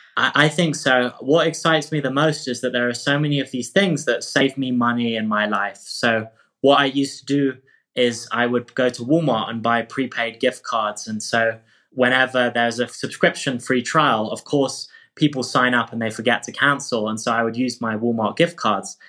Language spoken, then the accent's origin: English; England, United Kingdom; moved away as an adult; now in California, United States; I moved from England to study at Stanford in California